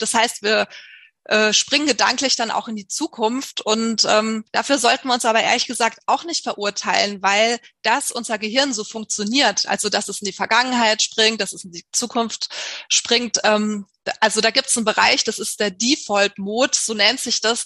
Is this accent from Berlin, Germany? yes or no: no; Munich, Bavaria, Germany; Ich komme aus München